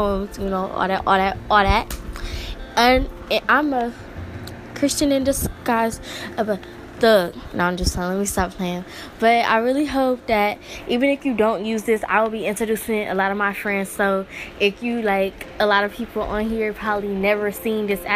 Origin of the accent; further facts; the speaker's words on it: Chicago, Illinois, United States; now in Decatur, United States; I was born in Chicago, and now I live in Decatur, Illinois